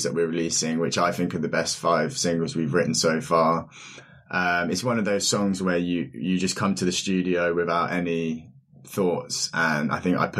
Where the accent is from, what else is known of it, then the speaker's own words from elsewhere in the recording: Reading, South East England, United Kingdom; now in London, United Kingdom; I'm from Berkshire area, Reading